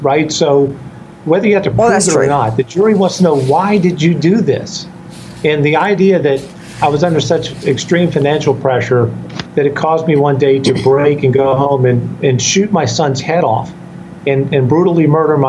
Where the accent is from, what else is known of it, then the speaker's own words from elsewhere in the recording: the South, United States; I'm also a Southerner